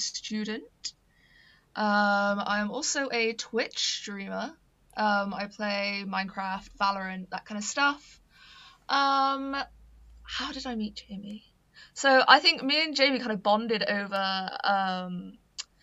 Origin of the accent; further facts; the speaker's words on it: Gloucester, South West England, United Kingdom; I'm originally from Gloucester, so it's, like, really kind of close to home